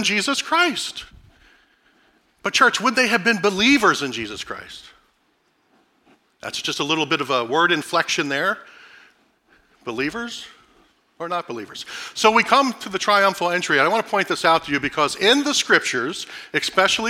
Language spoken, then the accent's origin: English; Philadelphia, Pennsylvania, United States; moved away; I grew up in South Philadelphia in the early 70s. I was born there in the late 60s, grew up there in the first part of the 70s.